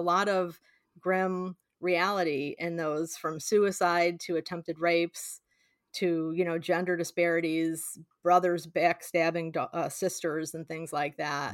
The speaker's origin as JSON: {"language": "English", "region": "Illinois", "country": "United States", "tie": "born or raised there", "said": "I grew up in Illinois, but spend a lotta time in Nebraska visiting family and friends"}